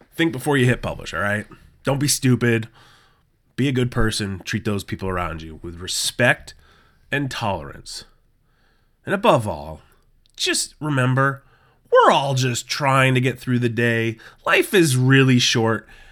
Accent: New England, United States; I have born and raised in New England

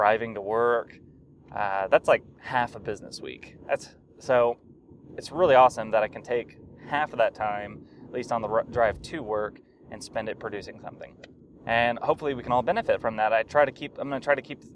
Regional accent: Little Rock, Arkansas, United States; I was born and raised in Arkansas. I was born in Little Rock and lived there until I graduated from high school

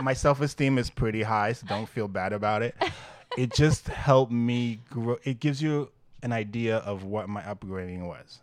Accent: Great Neck, New York, United States; accent: Long Island; New York accent; now in New York City, United States; You can hear the great neck, the Long Island in me.

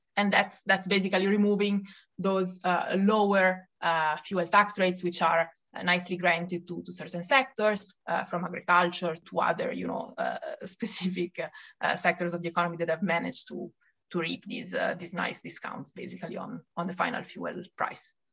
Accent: Italy; accent: Italian; English is a second language; moved away as an adult; also born or lived in Paris, France; now in Brussels, Belgium; as you can hear from my accent, uh, I'm Italian, uh, but I've now left Italy

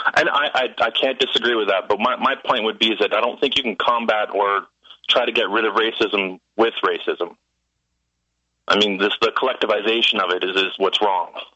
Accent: Toronto, Ontario, Canada; I grew up in Toronto, Ontario, Canada, and it was very uh, multi ethnic.

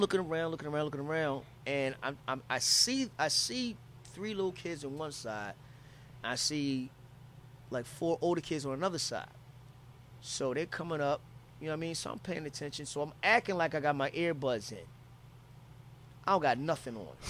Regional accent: Philadelphia, Pennsylvania, United States; I'm from Philly

